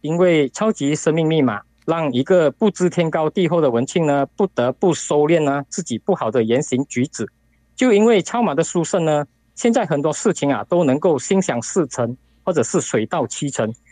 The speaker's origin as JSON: {"language": "Chinese", "country": "Singapore", "said": "我是来自于新加坡的"}